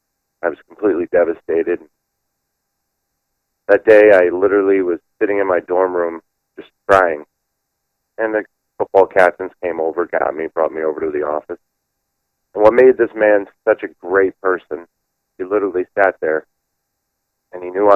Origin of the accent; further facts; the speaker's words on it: Florida, United States; moved away as an adult; because I was from Florida